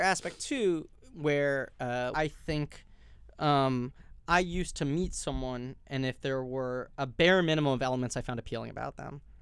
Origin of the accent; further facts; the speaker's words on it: New York City, New York, United States; I grew up in New York City